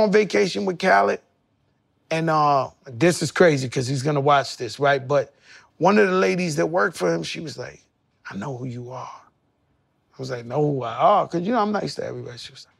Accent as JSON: {"language": "English", "town": "Bronx", "region": "New York", "country": "United States", "tie": "born there", "said": "I come from Bronx, Lebanon Hospital. I grew up dead broke, poor."}